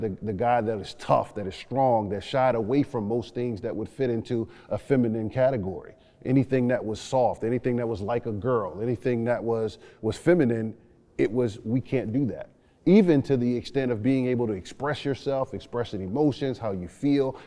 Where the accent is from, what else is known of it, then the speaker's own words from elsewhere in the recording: New Orleans, Louisiana, United States; growing up in New Orleans, Louisiana